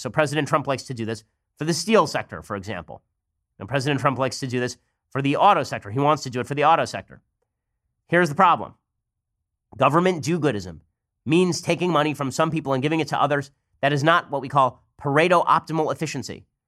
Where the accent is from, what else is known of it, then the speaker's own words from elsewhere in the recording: California, United States; I'm from California